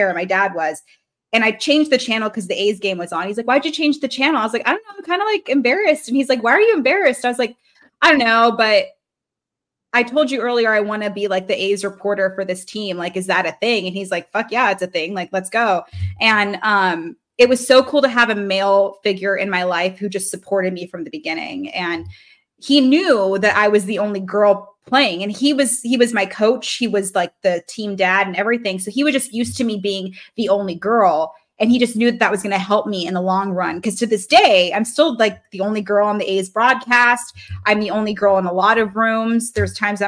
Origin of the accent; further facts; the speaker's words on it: Reno, Nevada, United States; also born or lived in Baltimore, Maryland; I'm from Reno. So we're living in Reno